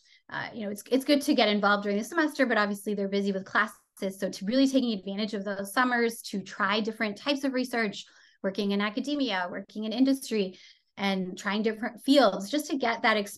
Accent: France; So I grew up in Europe, in France. My mom is Canadian. My dad is French. And so I went to an international school.

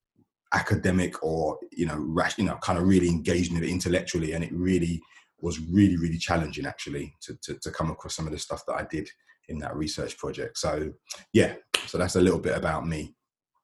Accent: London, United Kingdom; moved away as an adult; now in Gloucester, United Kingdom; I'm originally from South London, moved to Gloucester with my family in about 2012

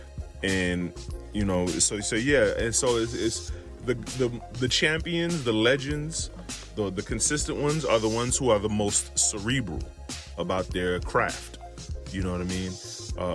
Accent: New York City, New York, United States; Me growing up in New York City

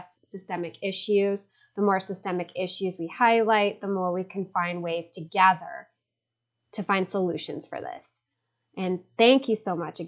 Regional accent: Chicago, Illinois, United States; now in Los Angeles, United States; I am speaking to you from sunny Los Angeles, California, although I'm originally from Chicago.

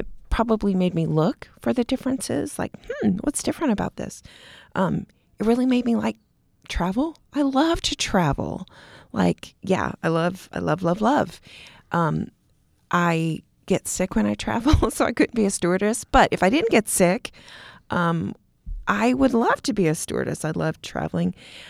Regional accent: Italy; born there; also born or lived in Texas / Kansas / Germany / Montana; So my dad was in the Air Force. I was born in Italy. Then we moved to Texas. Then my mom and I stayed in Kansas while my dad went to Vietnam. Then we moved to Germany.

